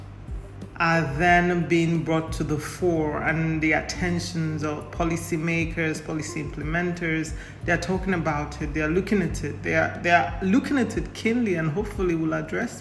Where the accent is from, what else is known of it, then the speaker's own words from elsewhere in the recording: Nigeria; I'm Nigerian of Igbo descent